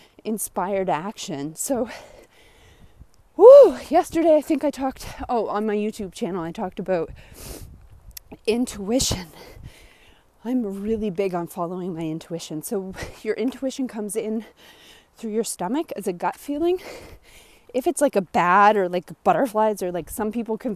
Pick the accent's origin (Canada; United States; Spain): Canada; Nova Scotia; I'm from Nova Scotia, Canada. And it snows here